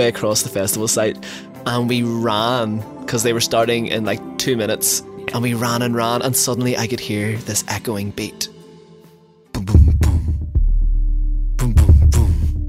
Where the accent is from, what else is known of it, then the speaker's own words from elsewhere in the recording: Northern Ireland, United Kingdom; As a Northern Irish boy, I always wear a raincoat.